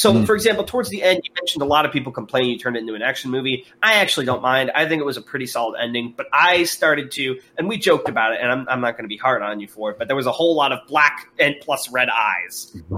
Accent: Houston, Texas, United States; accent: Houston; part of it, I think, is because of my hilarious Houston accent, but I really like the Houston one as well.

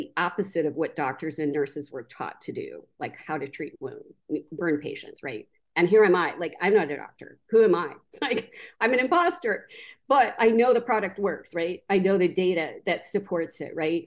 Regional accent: Denver, Colorado, United States; now in Wyoming, United States; I was born in Denver

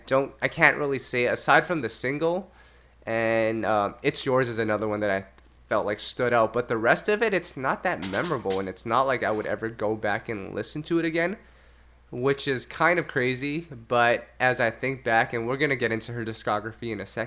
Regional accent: Canada; I'm Canadian

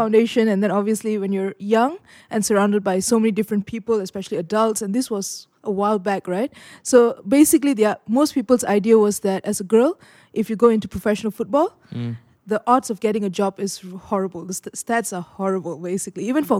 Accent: Malaysia; especially for younger boys growing up in Malaysia, you can go out and play street games.

